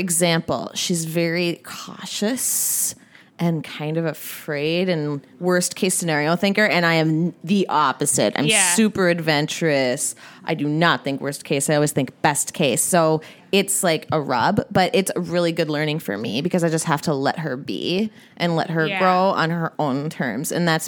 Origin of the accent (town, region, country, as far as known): Minneapolis, Minnesota, United States; born or raised there; also born or lived in Massachusetts